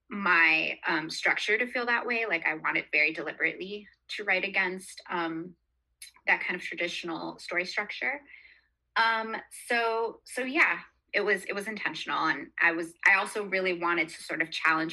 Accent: Florida, United States; now in Oakland, United States; I grew up in Florida

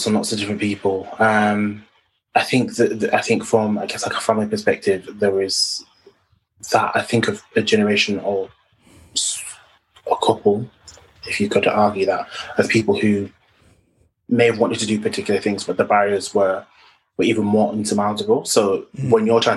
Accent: Bradford, Yorkshire and the Humber, United Kingdom; I'm from Bradford, in West Yorkshire

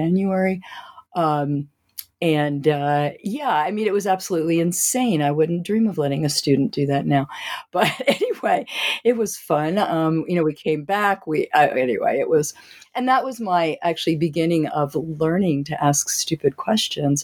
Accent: Wilmington, Delaware, United States; I grew up in Delaware in Wilmington

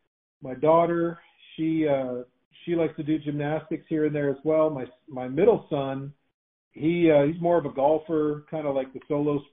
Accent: Windsor, Ontario, Canada; moved away as an adult; now in United States; So I was born and raised in Windsor, Ontario in Canada.

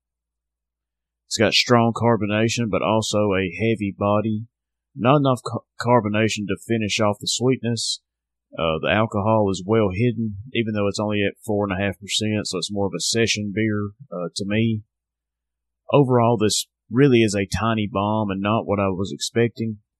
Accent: Northwest Alabama, United States; Southern Package, my hometown craft beer shop

